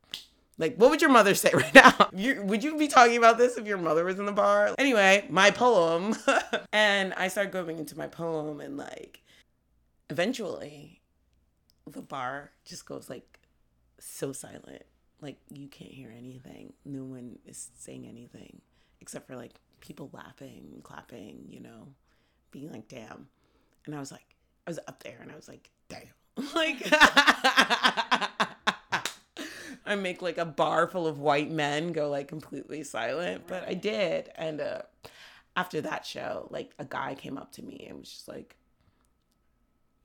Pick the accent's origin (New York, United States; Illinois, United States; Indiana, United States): New York, United States; New York City; moved away as an adult; now in Philadelphia, United States; I'm from East Harlem